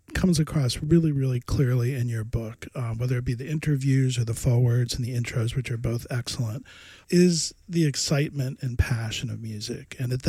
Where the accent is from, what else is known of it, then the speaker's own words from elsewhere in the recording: the South, United States; growing up in the South